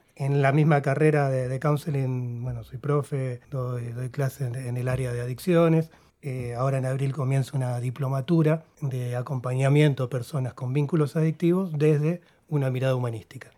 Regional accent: Argentina; also born or lived in Uruguay; vine acá de, chico, a los cuatro años

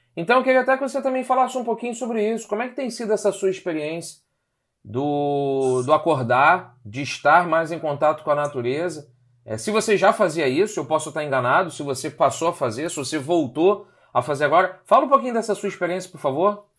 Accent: Rio de Janeiro, Brazil; nós somos cariocas aqui no Rio de Janeiro

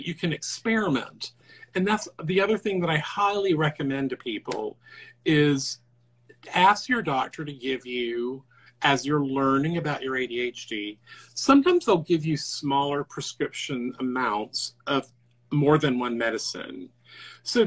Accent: the South, United States; I'm from the South

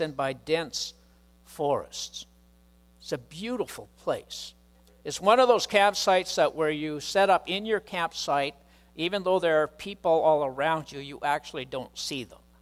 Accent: Chilliwack, British Columbia, Canada; growing up in Chilliwack

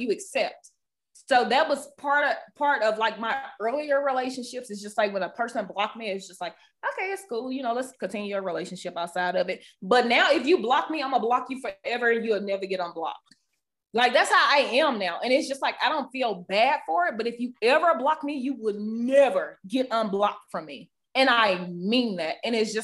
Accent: the South, United States; I'm from the South

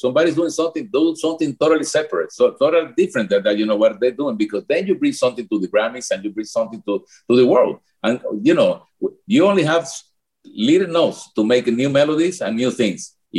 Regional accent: Cuba; English is a second language; moved away; And back on our feet, even when the accident happened, even when we came from Cuba.

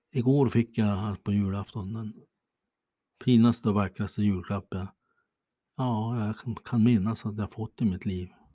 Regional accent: Bäckmyran, Sweden; moved away; Jag hade en gång ett hem i den trådsmala byn Bäckmyran. Rödmålat torp. Ja, där sprang jag omkring

